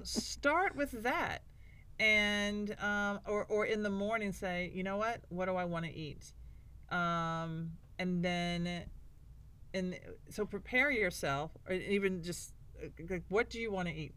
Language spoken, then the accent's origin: English; Nashville, Tennessee, United States; I'm from Nashville